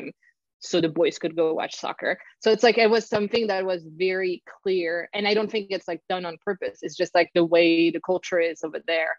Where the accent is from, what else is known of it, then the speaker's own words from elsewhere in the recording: Paris, Île-de-France, France; moved away; I'm from Paris